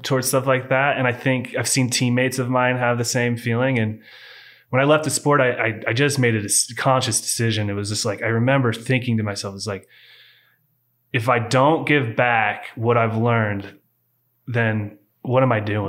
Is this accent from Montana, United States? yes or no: no; Walla Walla, Washington, United States; moved away; I was born in Walla Walla, Washington, before it was wine country